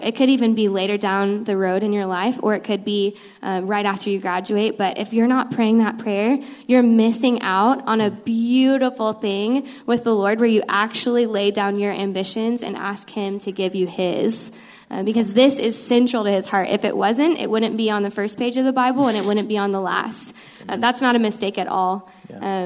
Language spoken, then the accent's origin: English; Austin, Texas, United States; I'm actually originally from Austin